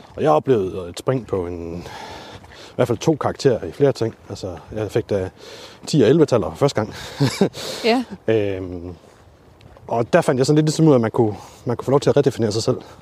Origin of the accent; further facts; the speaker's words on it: Lemvig, Central Denmark Region, Denmark; now in Aalborg, Denmark; jeg er født og opvokset i Lemvi